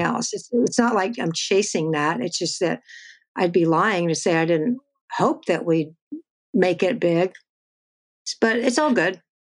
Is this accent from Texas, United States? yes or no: yes; Texas, United States; I'm from Texas